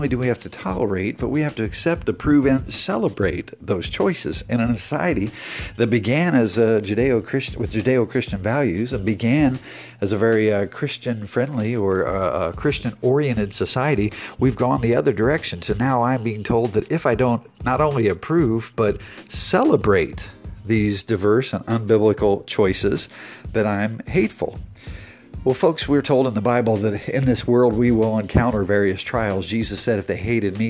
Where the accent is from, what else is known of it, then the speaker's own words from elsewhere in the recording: United States; as an American